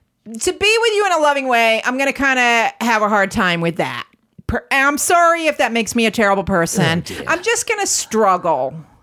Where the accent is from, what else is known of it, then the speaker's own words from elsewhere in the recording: United States; moved away; I'm American